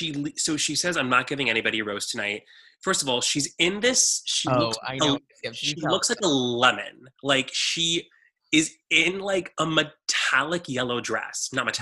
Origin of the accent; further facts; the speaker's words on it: Texas, United States; No, I have I'm from Texas. I have a good gut.